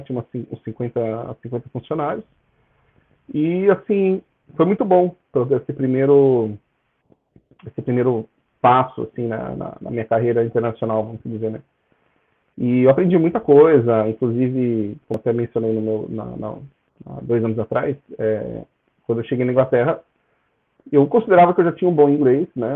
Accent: São Bernardo do Campo, São Paulo, Brazil; moved away as an adult; also born or lived in Catalão, Goiás / England; now in United Kingdom; eu sou natural de São Bernardo do Campo, onde eu morei bastante tempo, 22 anos. Depois eu mudei, né, do nada, mudei para Catalão, Goiás

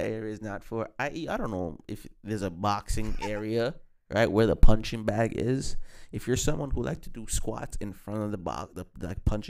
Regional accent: Jamaica; We're both from Jamaica.

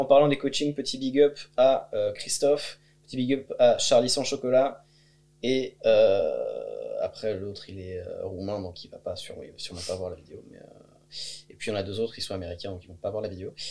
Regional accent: France; moved away as an adult; also born or lived in Bulgaria; je suis parti de France

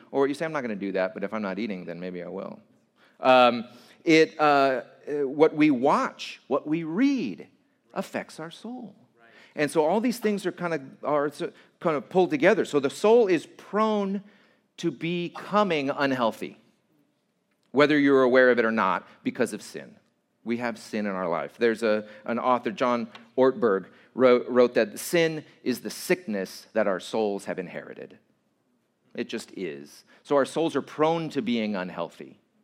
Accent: Santa Fe Springs, California, United States; I grew up at in Santa Fe Springs

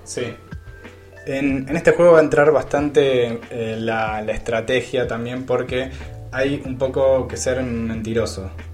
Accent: Argentina; nosotros como, como argentinos podemos poner la palabra

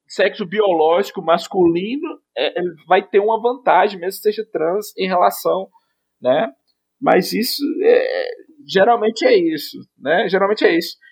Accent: Monte Azul, Minas Gerais, Brazil; eu sou de Monte Azul, Minas Gerais, extremo norte de Minas

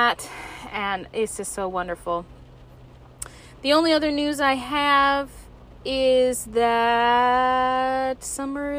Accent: Alaska, United States; lover of my home state of Alaska

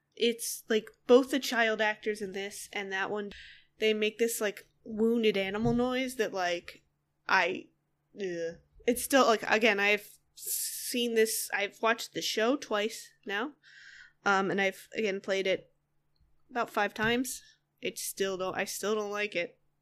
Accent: Northeast, United States; I grew up in, I grew up in the Northeast

